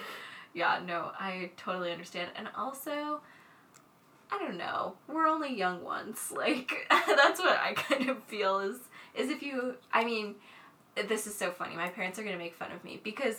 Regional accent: Massachusetts, United States; I'm from kind of this area, but it's like the winters are less intense here. I'm from Massachusetts, so just like a bit more north

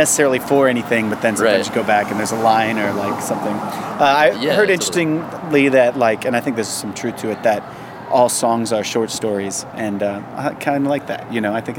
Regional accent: St. Louis, Missouri, United States; also born or lived in Cape Girardeau, Missouri / Texas; now in New York, United States; No, I'm from St. Louis

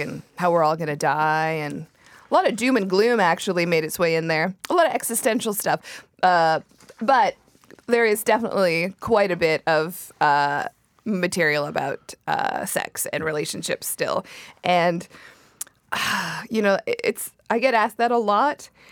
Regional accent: Surrey, British Columbia, Canada; I grew up in Surrey

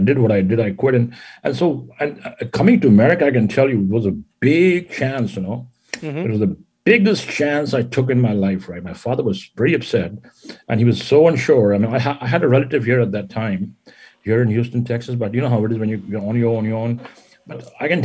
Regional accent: India; moved away; also born or lived in Jodhpur, Rajasthan; I am from India. Actually, I was born and raised in India. And I was born in the desert, a city called Jodhpur in Rajasthan

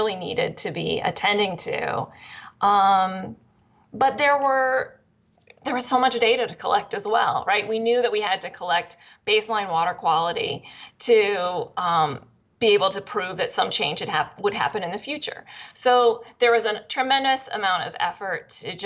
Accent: Pennsylvania, United States; I grew up in Pennsylvania, and the place where my parents lived was kind of ground zero for the natural gas companies

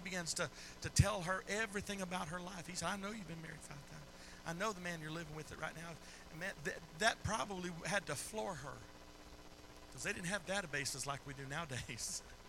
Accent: Philippines; I was raised there. I was raised in the Philippines.

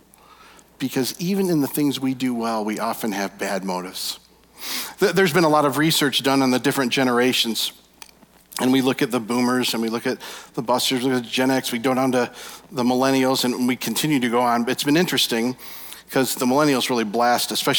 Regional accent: Michigan, United States; We're from Michigan

